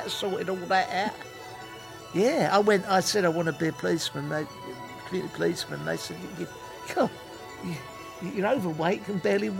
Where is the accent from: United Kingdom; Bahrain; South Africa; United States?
United Kingdom; Watford, East of England; I said, but I am from Watford.